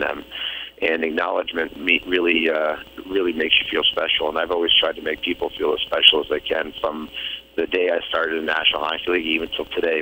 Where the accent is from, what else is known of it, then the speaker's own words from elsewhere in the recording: Boston, Massachusetts, United States; growing up in Boston